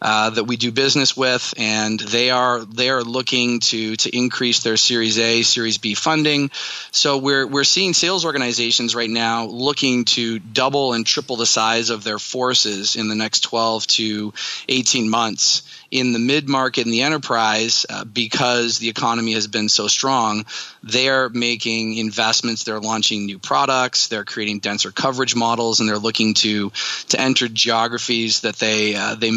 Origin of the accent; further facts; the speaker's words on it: Canada; moved away as an adult; also born or lived in Pittsburgh, United States; now in United States; I am a Canadian, and I have spent most of my career living and working in the U.S.